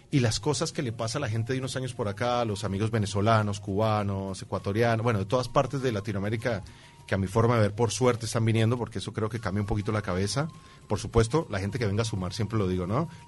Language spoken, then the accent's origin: Spanish; Caribbean Region, Colombia; moved away as an adult; now in Uruguay; en Colombia pasa que somos